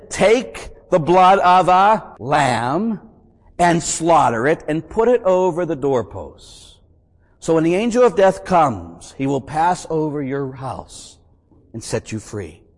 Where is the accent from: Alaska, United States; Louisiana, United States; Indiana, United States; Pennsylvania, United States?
Pennsylvania, United States; Pittsburgh; I grew up in Pittsburgh, Pennsylvania